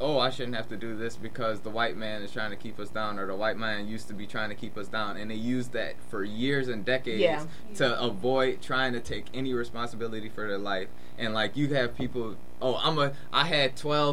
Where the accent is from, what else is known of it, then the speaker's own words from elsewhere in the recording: New Orleans, Louisiana, United States; I'm from New Orleans.